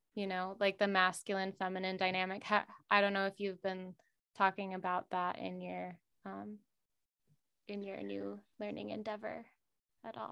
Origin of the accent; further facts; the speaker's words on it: Minnesota, United States; now in Los Angeles, United States; I'm from Minnesota, so it was quite flat out there